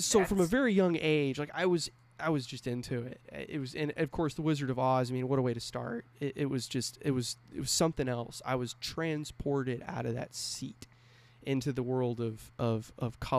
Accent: California, United States; moved away; I grew up in California. I lived there about 12 years.

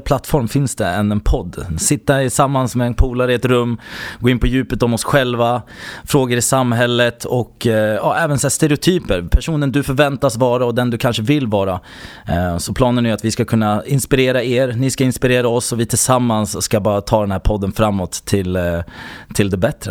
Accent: Södertälje, Stockholm County, Sweden; jag är faktiskt uppväxt i Södertälje, utsidan av Stockholm, söder

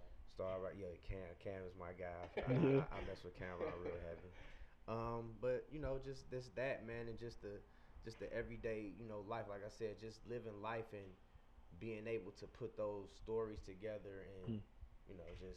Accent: Detroit, Michigan, United States; moved away as an adult; now in Pittsburgh, United States; I'm from Detroit, by the way, but I've been out here in Pittsburgh, you know, for 5 years

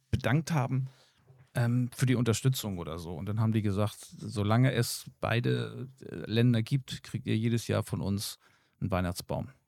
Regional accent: Germany; Oder hier in Deutschland bei uns

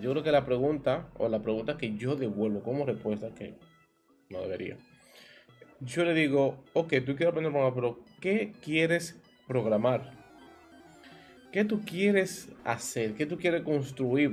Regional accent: Dominican Republic; como diríamos aquí en mi país, una balsa, es un término dominicano

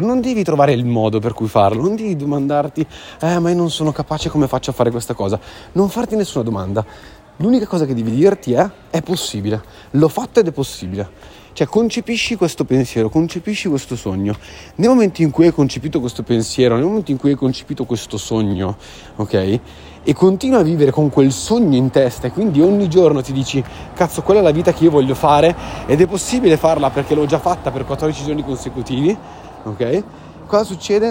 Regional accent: Sardinia, Italy; moved away; sono sardo

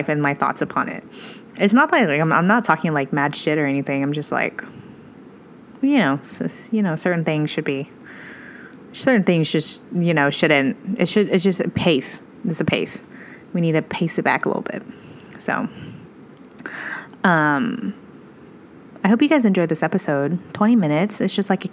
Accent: Midwest, United States; I'm from the Midwest

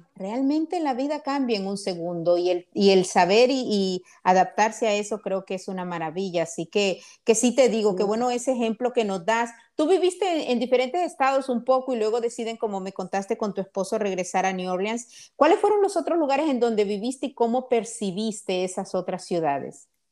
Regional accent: Honduras; moved away as an adult; now in United States; soy de Honduras

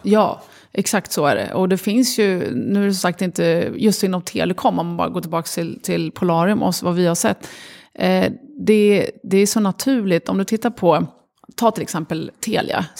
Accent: Sweden; also born or lived in Lebanon; Uppvuxna i Sverige, jag var fem år när vi kom till Sverige, växte upp här

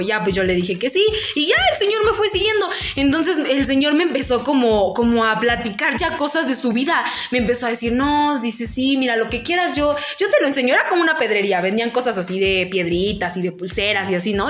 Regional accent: Tlaxcala, Mexico; no soy de acá. Le dije, yo soy de, pues ya le dije, no, soy de Tlaxcala

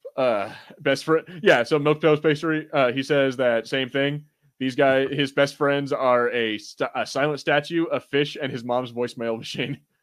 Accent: United States; I'm American, and, you know, we are tone deaf for accents

